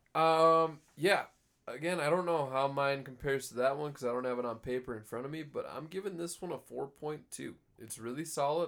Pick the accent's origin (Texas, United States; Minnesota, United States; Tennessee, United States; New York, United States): Minnesota, United States; Cold Spring; I grew up in Cold Spring.